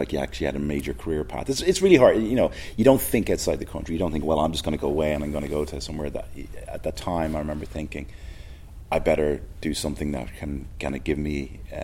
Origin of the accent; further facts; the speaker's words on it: Dublin, Leinster, Ireland; also born or lived in Delgany; I was born in Dublin. Moved around a little as a child. I lived on the north side for the first 6 months of my life, then moved kind of south side